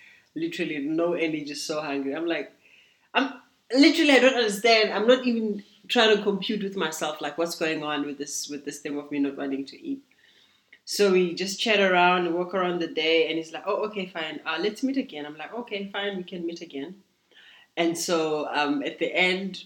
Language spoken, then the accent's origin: English; Free State, South Africa; born or raised there; moved away as an adult; now in Cape Town, South Africa